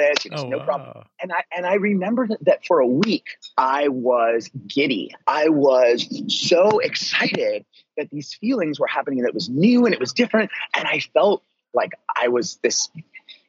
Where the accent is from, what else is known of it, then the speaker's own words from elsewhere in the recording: Vancouver, Washington, United States; moved away as an adult; also born or lived in New York / Egypt / Los Angeles / Portland; I was at a school in my hometown that was a really cool and unique place. It was called the Vancouver School of Arts and Academics